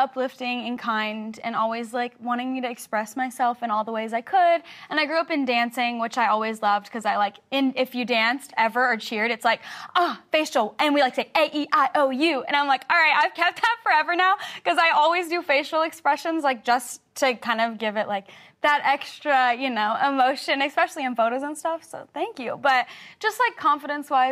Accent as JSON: {"language": "English", "region": "the South", "country": "United States", "said": "I'm from the South"}